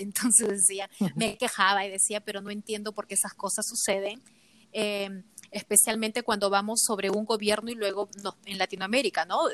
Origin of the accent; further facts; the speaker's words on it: Lima, Peru; moved away as an adult; now in United States; soy de Lima, donde nací, crecí